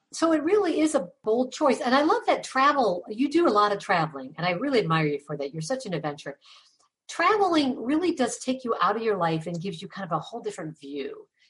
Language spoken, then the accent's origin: English; Ravenna, Ohio, United States; the town we grew up in, Ravenna, population 10,000